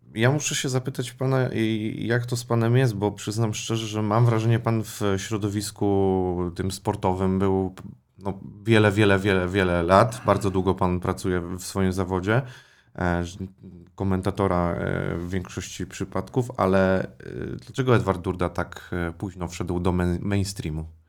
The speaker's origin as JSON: {"language": "Polish", "region": "Łódź Voivodeship", "country": "Poland", "said": "mieszkałem, pochodzę z Podłodzi"}